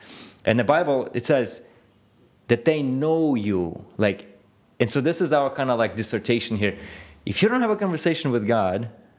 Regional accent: Ukraine; born there; I was born in Russia, or Ukraine, if you want to really point to where we were.

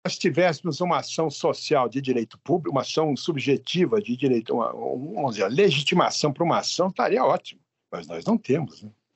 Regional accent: São Paulo, Brazil; eu sou paulista aqui

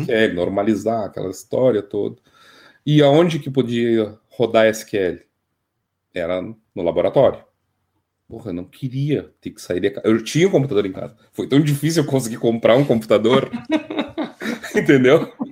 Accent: Bagé, Rio Grande do Sul, Brazil; also born or lived in Dom Pedrito / Porto Alegre / Canoas; Dom Pedrito, Rio Grande do Sul, né? Gaúcho do Rio Grande do Sul. Uh, mas eu cresci, hum, me tornei gente em Bagé

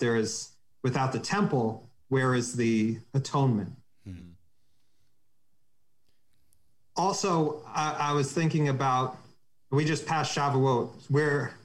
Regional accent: New York, United States; I was from New York.

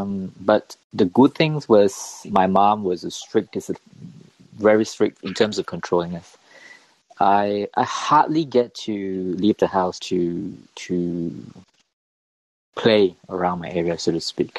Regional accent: Malaysia; born or raised there; moved away as an adult; now in Australia

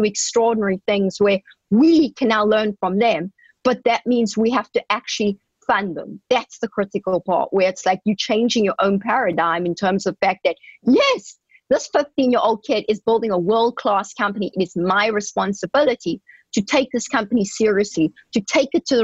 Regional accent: South Africa; moved away as an adult; I grew up in South Africa, as you know, and we never had exposure to this kind of thing

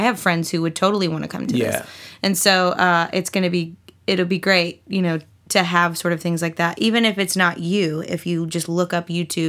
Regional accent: Durham, North Carolina, United States; I'm from Durham, North Carolina

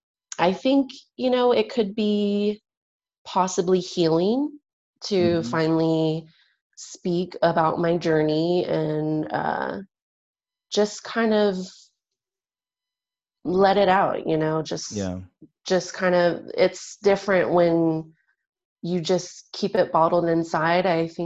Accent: San Diego, California, United States; I'm also from San Diego, the San Diego church there.

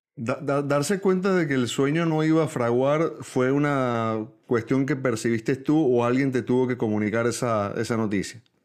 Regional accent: San Antonio de los Altos, Miranda, Venezuela; yo soy antoñero nacido en San Antonio de los Altos

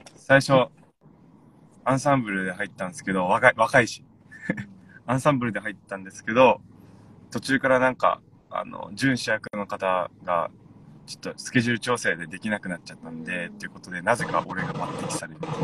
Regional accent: Yomitan, Okinawa, Japan; 読谷出身なんで

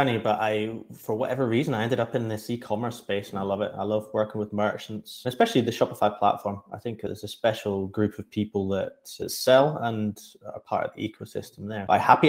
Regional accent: United Kingdom; moved away as an adult; also born or lived in London; now in Denmark; I grew up in the northeast of England / Scotland, lived in London for 10 years, and then moved over to Denmark about 8 years ago now.

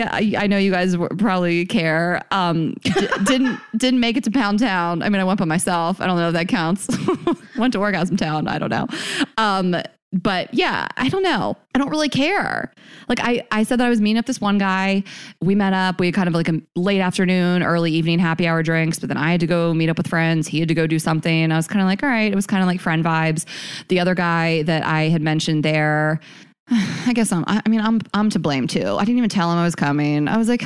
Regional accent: New York City, New York, United States; I was like, okay, hello, I'm from New York City. Like we stay out late.

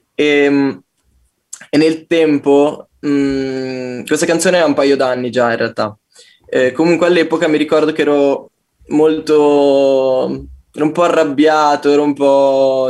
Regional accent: Como, Lombardy, Italy; moved away as an adult; now in Turin, Italy; sono appena tornato da, da, Como, dalla mia terra natia.

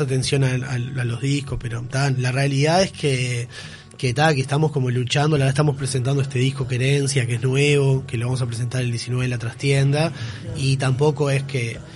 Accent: Aguas Dulces, Rocha, Uruguay; Yo de hecho soy de Aguas Dulces

